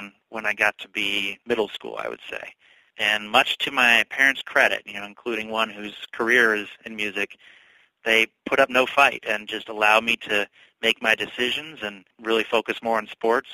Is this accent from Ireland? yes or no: no; North Carolina, United States; moved away as an adult; also born or lived in Germany / Milwaukee; now in Oconomowoc, United States; I grew up in North Carolina